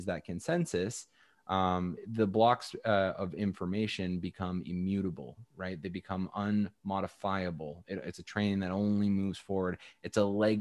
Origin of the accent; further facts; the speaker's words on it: Canada; I'm Canadian